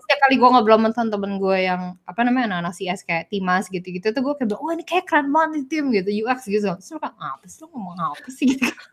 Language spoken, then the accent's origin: Indonesian; Indonesia; moved away as an adult; now in Singapore; gue dari Indo